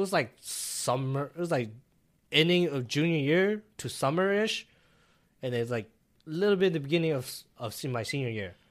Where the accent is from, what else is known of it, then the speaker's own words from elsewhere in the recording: Minnesota, United States; also born or lived in California; I grew up in Minnesota